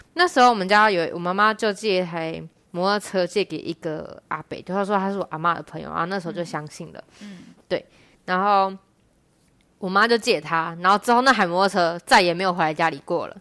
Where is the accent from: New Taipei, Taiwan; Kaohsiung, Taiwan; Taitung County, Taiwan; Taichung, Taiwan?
New Taipei, Taiwan; Sanchong; 我目前是三重第一家藏银社的藏世代